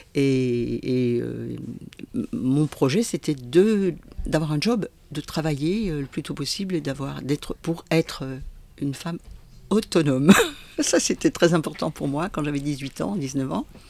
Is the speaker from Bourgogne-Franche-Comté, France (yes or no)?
yes; Besançon, Bourgogne-Franche-Comté, France; moved away as an adult; also born or lived in Roche-lez-Beaupré; now in Jura, France; je suis une comtoise puisque je suis née à Besançon